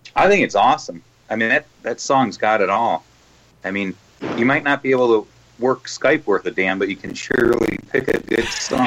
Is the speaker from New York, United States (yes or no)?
no; Chicago, Illinois, United States; we're all from Chicago